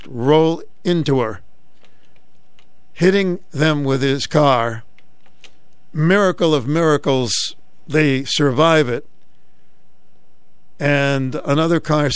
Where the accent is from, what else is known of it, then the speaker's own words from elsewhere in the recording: Boston, Massachusetts, United States; growing up in Roxbury, Massachusetts